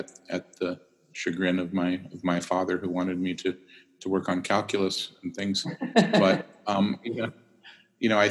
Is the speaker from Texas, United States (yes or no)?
no; California, United States; coming from California, growing up in California